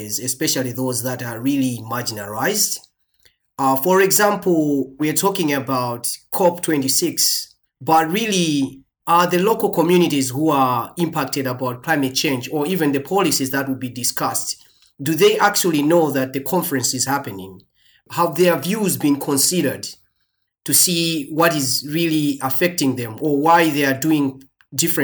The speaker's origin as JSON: {"language": "English", "country": "Malawi", "moved": "yes", "said": "I'm originally from Malawi"}